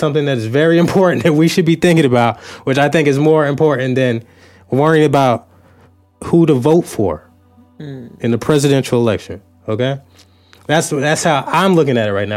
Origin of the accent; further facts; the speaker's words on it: United States; we are American citizens